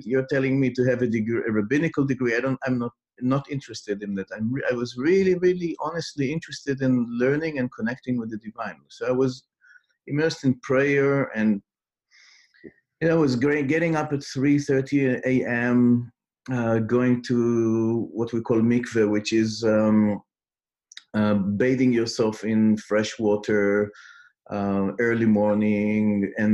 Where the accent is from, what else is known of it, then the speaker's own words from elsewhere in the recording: Israel; English is a second language; I grew up in Israel.